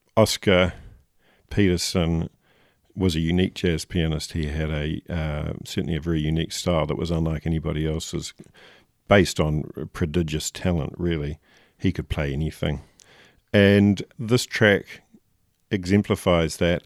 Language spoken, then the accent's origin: English; Nelson, New Zealand; growing up in Nelson